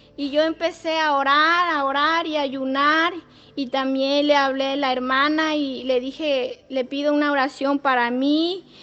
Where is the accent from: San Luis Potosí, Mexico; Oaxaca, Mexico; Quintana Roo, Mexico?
San Luis Potosí, Mexico; Matlapa; soy de Nexcuayo, Matlapa